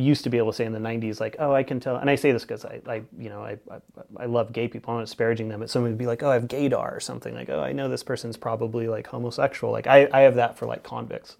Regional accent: Northern California, United States; now in Keweenaw, Michigan, United States; I'm from Northern California

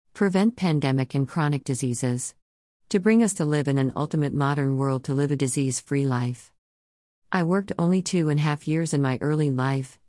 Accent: China; English is a second language; moved away as an adult; also born or lived in Shanghai, China / Germany; now in Alexandria, Virginia, United States; I born in China

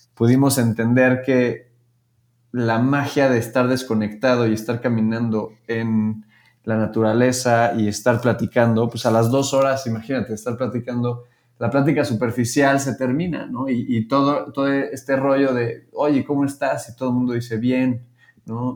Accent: Querétaro, Mexico; Yo soy de Querétaro

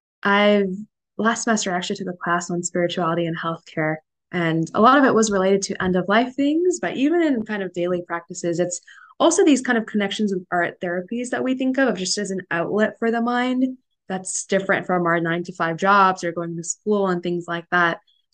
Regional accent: South India, India; Being South Indian, and there's a lot of things that are in a lot of the literature from ancient times

